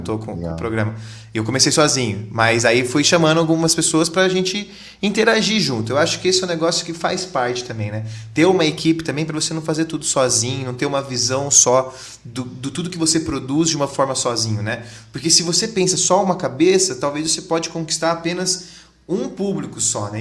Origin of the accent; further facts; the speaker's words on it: Londrina, Paraná, Brazil; a gente é de Londrina aqui